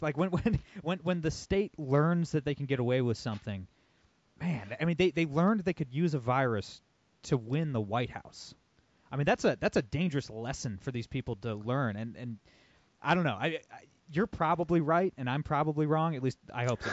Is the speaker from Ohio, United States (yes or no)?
yes; Toledo, Ohio, United States; I'm born and raised in Toledo, Ohio.